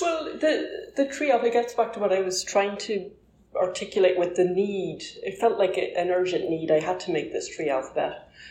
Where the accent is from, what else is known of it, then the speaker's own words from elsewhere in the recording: Ireland; I'm Irish